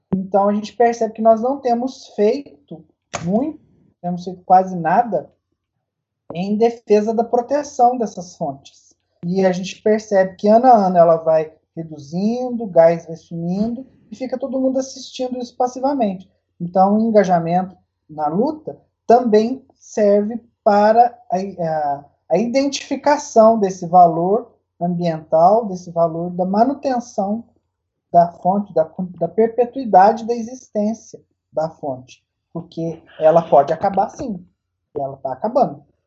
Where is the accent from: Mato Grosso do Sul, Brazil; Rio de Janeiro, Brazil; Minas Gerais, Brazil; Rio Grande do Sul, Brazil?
Minas Gerais, Brazil; Cambuquira; eu sou de Cambuquira mesmo. Eu nasci aqui em Cambuquira e sempre vivi aqui.